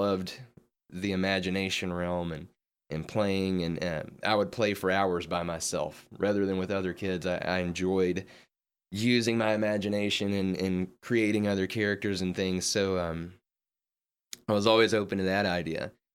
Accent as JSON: {"language": "English", "region": "Western Kentucky", "country": "United States", "tie": "born or raised there", "moved": "yes", "lives_now": "Memphis, United States", "said": "I grew up in Western Kentucky"}